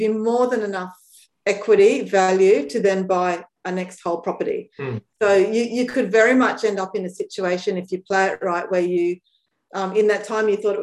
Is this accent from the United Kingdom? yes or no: no; Brisbane, Queensland, Australia; moved away; also born or lived in Sydney; I grew up in Brisbane